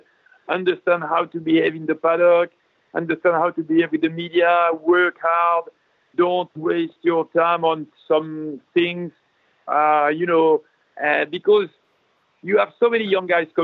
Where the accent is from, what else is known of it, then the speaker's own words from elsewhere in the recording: France; I'm a French guy